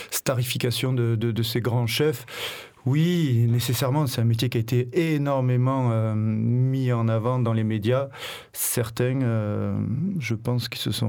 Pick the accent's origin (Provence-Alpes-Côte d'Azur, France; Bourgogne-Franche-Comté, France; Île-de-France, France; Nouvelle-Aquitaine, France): Provence-Alpes-Côte d'Azur, France; Vaucluse; also born or lived in Paris; now in Marseille, France; Je suis marseillais d'adoption, je suis vauclusien